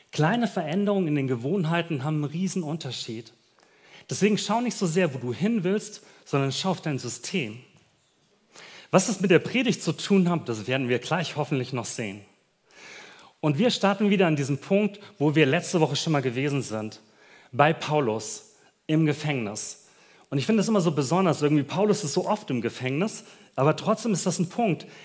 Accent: Germany; Du, wir als Deutsche können uns überhaupt nicht vorstellen, wie weit das voneinander ist.

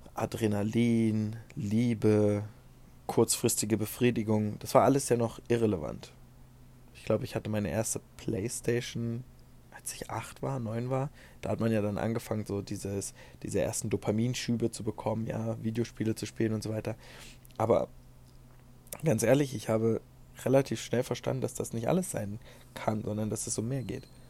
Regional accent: Germany; bei uns in Deutschland

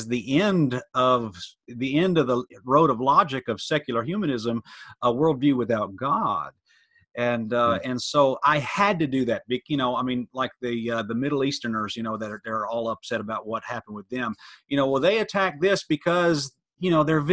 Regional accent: Metro Atlanta, Gwinnett County, Georgia, United States; I grew up in Metro Atlanta public school system, Gwinnett County Public School

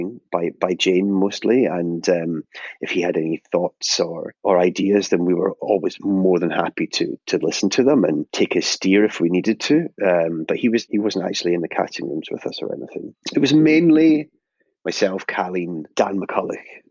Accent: Scotland, United Kingdom; we're Scottish

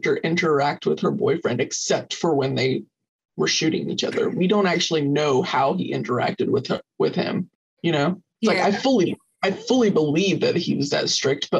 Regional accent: the South, United States; moved away as an adult; also born or lived in Arizona; growing up in the South in particular, I grew up in a pretty well-off family

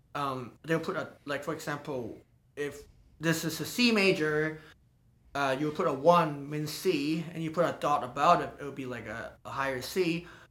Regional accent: Hong Kong; moved away as an adult; also born or lived in London / Los Angeles; now in San Francisco, United States; I was born in Hong Kong, and I spend most of the time there learning Chinese percussion and Western percussion.

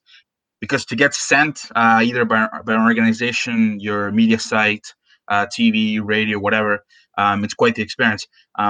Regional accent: Chile; now in Canada; I know I'm from Chile.

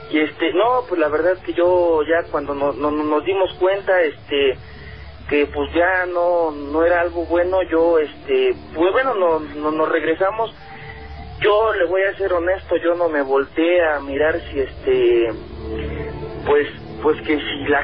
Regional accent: Xalapa, Veracruz, Mexico; now in Mexico City, Mexico; yo soy de Veracruz, de Jalapa, Veracruz, este, del municipio del Castillo, a un ladito de, de, Jalapa, pues.

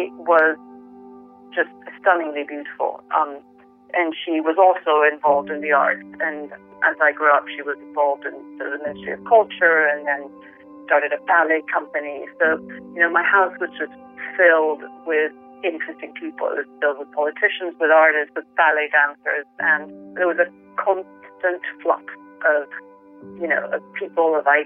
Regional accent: Venezuela; now in London, United Kingdom; I grew up in the Venezuela of the 70s and 80s

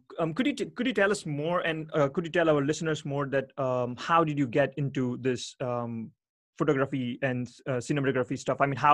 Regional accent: Ahmedabad, Gujarat, India; moved away; back in my home country, in my home state, in the city where I live, Ahmedabad.

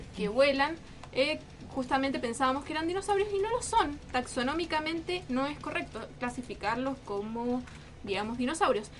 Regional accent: Argentina; los argentinos solemos

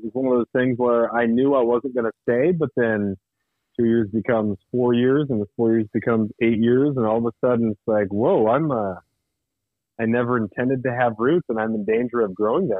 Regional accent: Prince of Wales Island, Alaska, United States; also born or lived in Colorado / California; now in Ketchikan, United States; Live in Ketchikan, Alaska. I grew up on Prince of Wales Island, and after a short stint after college teaching high school in California, I moved back to the greatest place on earth, the miserable paradise in Southeast Alaska.

